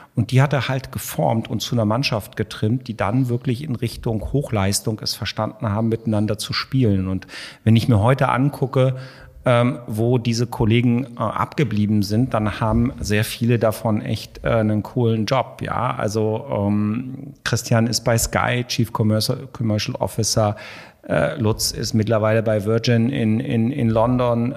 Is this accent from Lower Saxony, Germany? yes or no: yes; Hanover, Lower Saxony, Germany; moved away as an adult; also born or lived in Munich / Hamburg; ich komme aus der Weltstadt Hannover